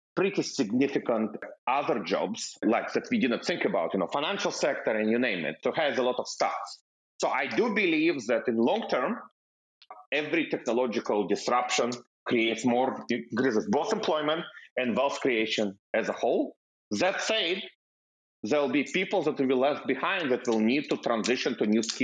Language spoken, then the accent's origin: English; Russia; also born or lived in Israel / Bay Area, United States / Seattle, United States; now in United States; I'm coming from Russia